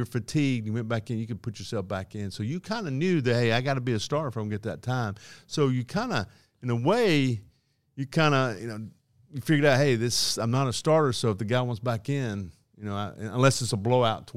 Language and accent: English; Asheville, North Carolina, United States; I grew up in Asheville, North Carolina.